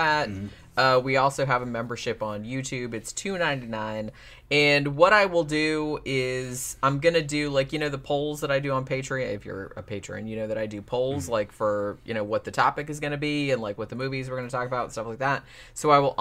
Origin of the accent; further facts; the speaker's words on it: Daytona Beach, Florida, United States; I grew up in Daytona